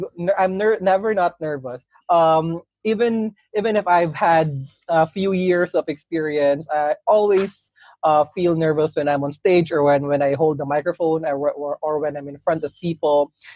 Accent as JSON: {"language": "English", "town": "Cagayan de Oro", "region": "Northern Mindanao", "country": "Philippines", "tie": "born or raised there", "said": "I was a kid in my hometown back in Cagayan de Oro"}